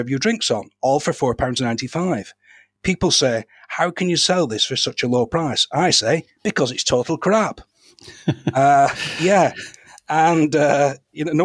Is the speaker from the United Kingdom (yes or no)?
yes; Darwen, North West England, United Kingdom; When I was a lad, growing up in Darwen